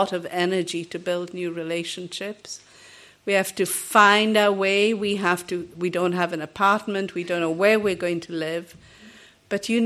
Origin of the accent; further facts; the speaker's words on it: Kenya; also born or lived in England / Pakistan / Northern Ireland; now in Portugal; I was born in Kenya, but my parents came from Goa